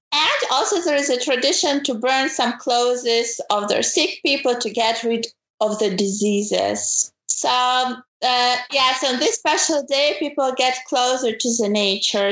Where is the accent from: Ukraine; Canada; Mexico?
Ukraine; moved away as an adult; now in Germany; I'm originally from Ukraine